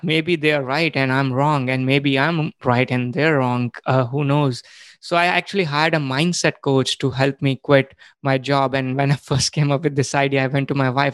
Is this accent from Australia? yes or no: no; India; moved away as an adult; I was born and brought up in India